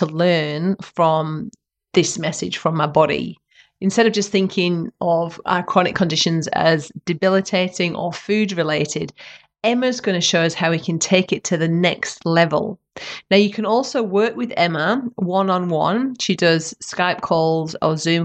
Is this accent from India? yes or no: no; Western Australia, Australia; WA, my home state